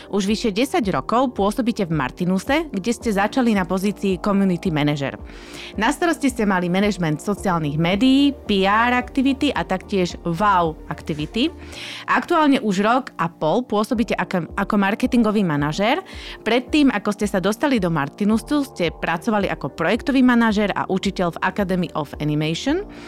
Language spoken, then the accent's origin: Slovak; Slovakia; sme my Slováci